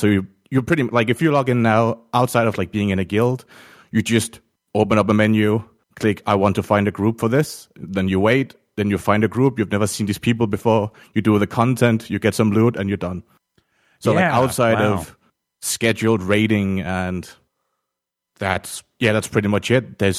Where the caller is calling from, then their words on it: Denmark; I'm calling from Denmark.